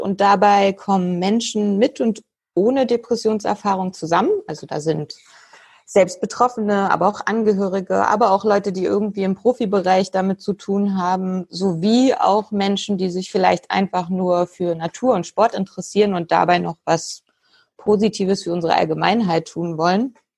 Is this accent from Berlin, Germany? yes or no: yes; Berlin, Germany; Ich komme aus Berlin oder spreche jetzt auch gerade aus Berlin